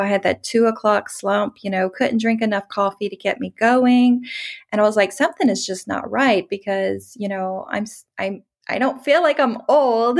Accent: Louisiana, United States; moved away as an adult; also born or lived in Texas; I'm from Louisiana, moved to Texas.

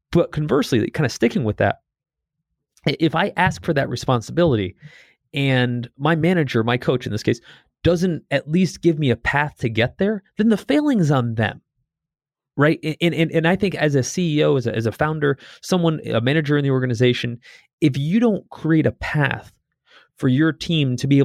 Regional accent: Northeast, United States; You know, I grew up in the Northeast playing hockey

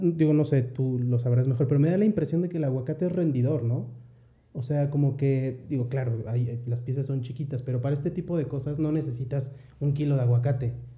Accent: Mexico; nosotros como mexicanos

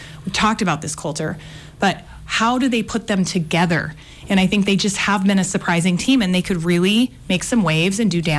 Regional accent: Great Falls, Montana, United States; I told him I was from Great Falls.

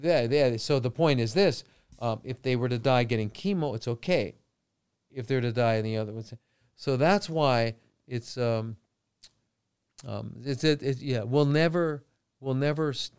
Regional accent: Los Angeles, California, United States; now in Phuket, Thailand; I grew up in L.A.

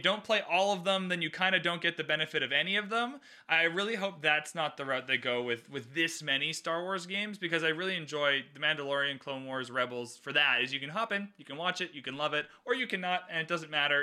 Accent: Canada; I'm Canadian

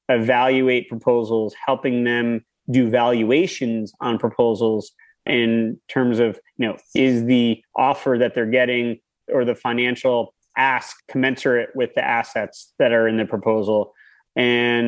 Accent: Connecticut, United States; now in Westchester, United States; I grew up in Connecticut.

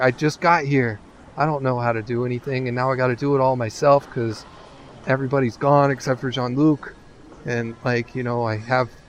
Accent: California, United States; Like you know, I I grew up in California.

